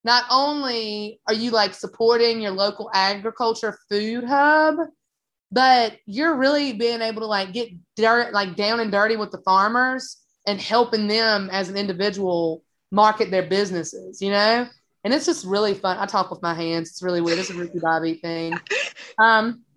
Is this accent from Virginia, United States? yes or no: yes; South Boston, Virginia, United States; moved away as an adult; now in North Carolina, United States; it's my hometown